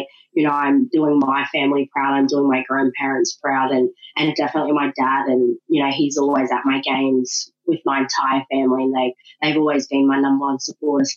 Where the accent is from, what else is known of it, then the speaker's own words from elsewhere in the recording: Ipswich, Queensland, Australia; also born or lived in Brisbane; I was born in Brisbane, grew up in Ipswich